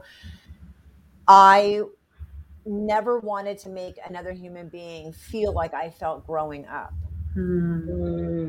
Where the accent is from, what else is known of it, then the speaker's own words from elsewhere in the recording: Rhode Island, United States; moved away; I did fly back to where I grew up in Rhode Island 21 years ago